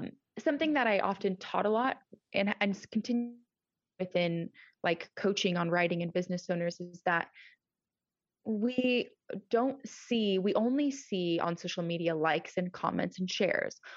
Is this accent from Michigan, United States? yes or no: no; Nebraska, United States; also born or lived in California; now in Georgia, United States; I am originally from Nebraska, um, good old Midwest